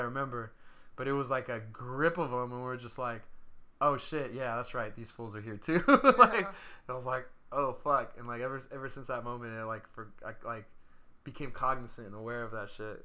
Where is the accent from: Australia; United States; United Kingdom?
United States; Stockton, California; moved away; Stockton, my hometown